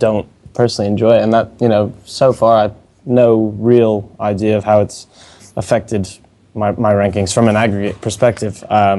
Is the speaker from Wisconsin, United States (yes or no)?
no; Maine, United States; born there; also born or lived in North Carolina; I was born in Maine, went to school in North Carolina.